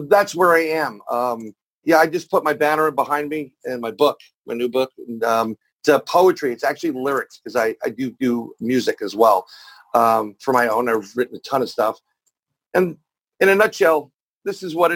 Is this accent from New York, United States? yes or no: yes; New York City, New York, United States; I'm born and raised in New York, New York City, or as that's now known, the plagued apple